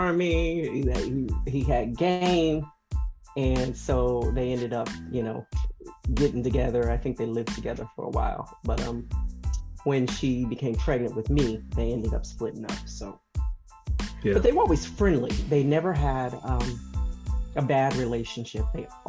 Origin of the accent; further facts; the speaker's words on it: Marion, Ohio, United States; I was born in Marion, Ohio, about an hour north of Columbus